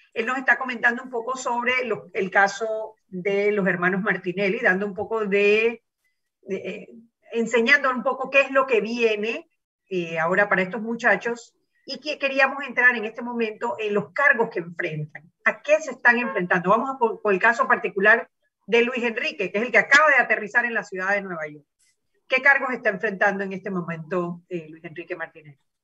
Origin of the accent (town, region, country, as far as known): Panama